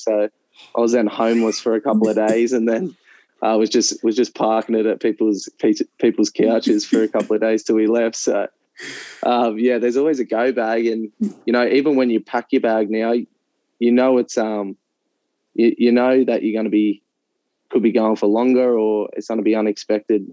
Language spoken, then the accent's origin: English; Central Coast, New South Wales, Australia; I grew up in on the Central Coast, just playing football there for Terrigal United